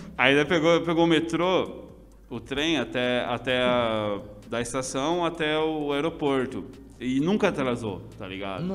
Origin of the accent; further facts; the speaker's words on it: Assis, São Paulo, Brazil; also born or lived in Paraná; eu sou de Assis, mano, tipo, mais que eu seja paranaense, tá ligado? Tipo, nasci lá, mas fui criado aqui.